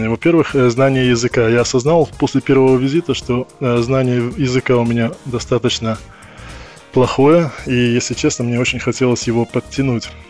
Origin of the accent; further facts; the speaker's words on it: Perm, Perm Krai, Russia; moved away as an adult; now in London, United Kingdom; А, я приехал из города Пермь, а, оказался здесь достаточно просто. А, это было связано с моим а, местом обучения, с моим институтом